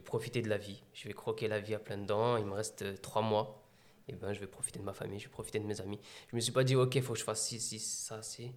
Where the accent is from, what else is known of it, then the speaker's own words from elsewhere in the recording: Meaux, Île-de-France, France; je suis né à Meaux, donc à 100% Meldois. J'ai grandi dans les quartiers de Beauval